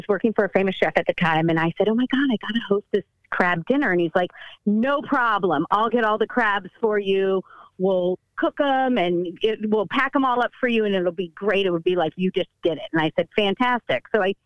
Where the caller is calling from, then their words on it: San Francisco, California, United States; from? San Francisco.